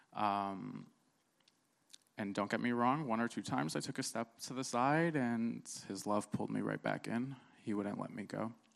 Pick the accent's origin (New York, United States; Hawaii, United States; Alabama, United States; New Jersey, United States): New Jersey, United States; born or raised there; also born or lived in Cairo, Egypt